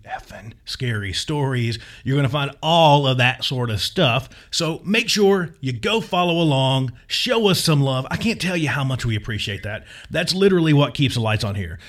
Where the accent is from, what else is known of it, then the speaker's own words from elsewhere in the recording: Virginia, United States; moved away as an adult; my hometown in Virginia